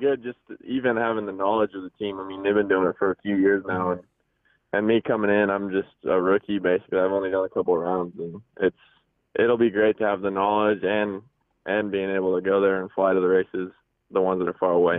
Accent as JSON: {"language": "English", "region": "Pacific Northwest", "country": "United States", "said": "We're actually from the Pacific Northwest."}